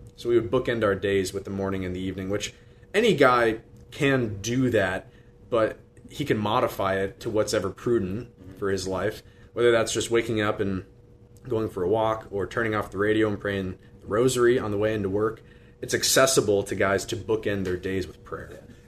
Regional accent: Des Moines, Iowa, United States; born and raised in Des Moines, went to Dowling Catholic High School.

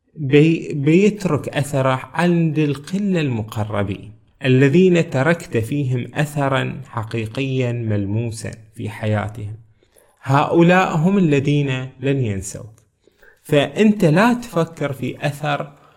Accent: Bahrain; من بلدنا البحرين

